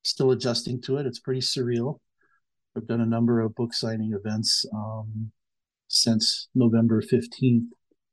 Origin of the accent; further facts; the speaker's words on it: Grand Portage, Minnesota, United States; I am Bear Clan and I am from Grand Portage. And Grand Portage is an Indian reservation at the northeast tip of the state of Minnesota.